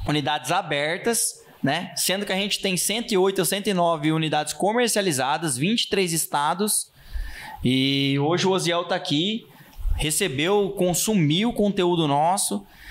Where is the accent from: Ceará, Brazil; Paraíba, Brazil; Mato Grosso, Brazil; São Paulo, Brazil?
Mato Grosso, Brazil; Rondonópolis; eu sou nascido em Rondonópolis, sou filho desse Rio Vermelho